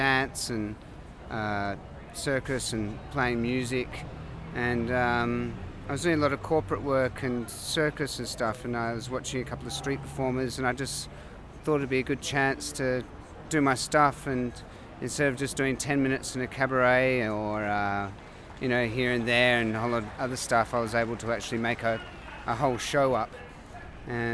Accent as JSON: {"language": "English", "town": "Adelaide", "region": "South Australia", "country": "Australia", "said": "I'm from Australia, Adelaide"}